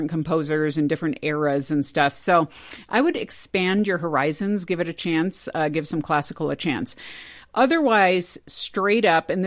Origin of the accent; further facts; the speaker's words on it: California, United States; I grew up in California.